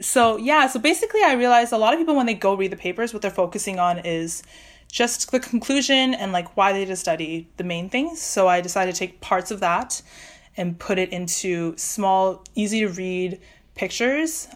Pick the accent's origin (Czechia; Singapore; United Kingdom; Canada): Canada; Vancouver, British Columbia; moved away as an adult; also born or lived in Waterloo, Ontario; I'm from Vancouver